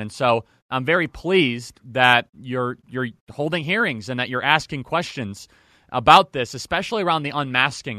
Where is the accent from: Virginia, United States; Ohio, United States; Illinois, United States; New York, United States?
Illinois, United States; Northern; I grew up in Northern Illinois.